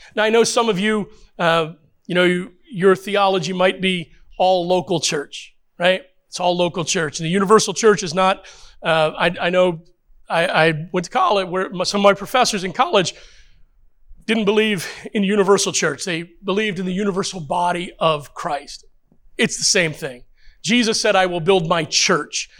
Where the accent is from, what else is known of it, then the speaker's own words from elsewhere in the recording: United States; I know we're Americans